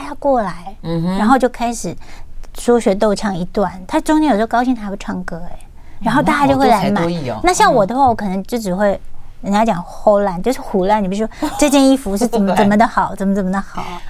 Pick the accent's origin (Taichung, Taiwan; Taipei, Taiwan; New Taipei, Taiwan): Taichung, Taiwan; 因为我在我是功课非常好嘛，然后因为我们乡下地方都是会到丰原去买东西